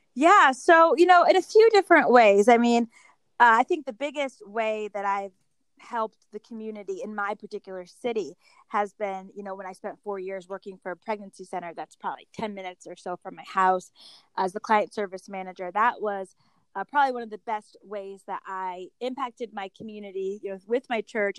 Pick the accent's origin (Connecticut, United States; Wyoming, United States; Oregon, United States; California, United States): Connecticut, United States; I grew up in Connecticut.